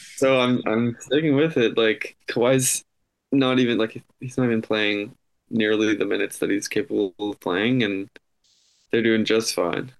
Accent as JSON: {"language": "English", "country": "Canada", "said": "being a Canadian"}